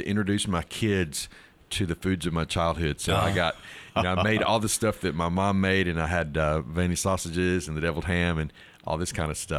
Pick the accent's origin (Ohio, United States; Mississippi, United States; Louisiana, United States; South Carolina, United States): Mississippi, United States; Starkville; born or raised there